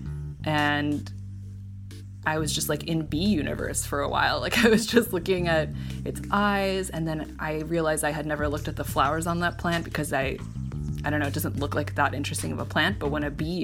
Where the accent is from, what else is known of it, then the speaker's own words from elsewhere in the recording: Cupertino, California, United States; growing up in the Bay Area